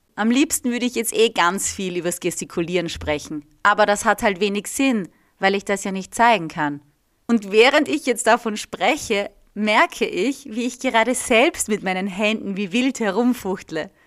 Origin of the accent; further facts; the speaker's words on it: Austria; also born or lived in Reggio Emilia, Italy; dass ich aus Österreich komme